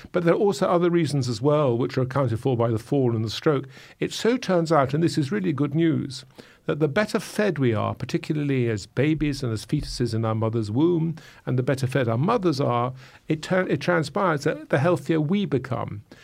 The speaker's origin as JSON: {"language": "English", "region": "England", "country": "United Kingdom", "said": "I'm an Englishman"}